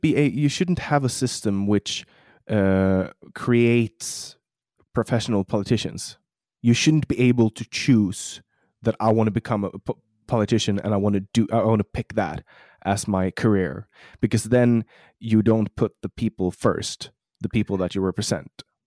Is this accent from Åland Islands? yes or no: yes; Mariehamn, Åland Islands; accent: Åland Islander; now in Sweden; In my hometown, which is uh, yeah. pr- pretty cool because uh, you know it's like we're ten thousand people in Mariehamn